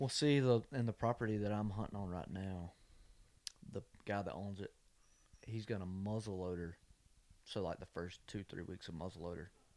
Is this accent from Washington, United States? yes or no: no; Covington, Georgia, United States; now in Nashville, United States; my dad was in a hunting club that leased property in my hometown. I mean, it was ten minutes up the road